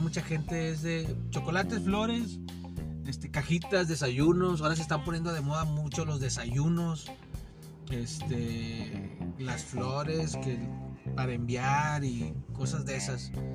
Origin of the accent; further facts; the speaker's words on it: Mexico; como nosotros mexicanos